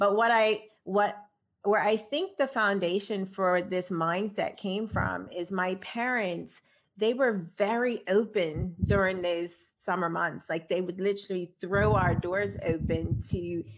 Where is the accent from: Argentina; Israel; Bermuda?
Bermuda; I grew up in Bermuda